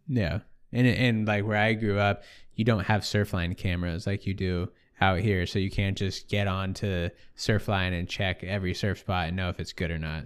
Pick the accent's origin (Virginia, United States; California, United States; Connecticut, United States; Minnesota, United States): California, United States; Sonoma; growing up in Sonoma, I lived an hour from the coast, nobody surfed.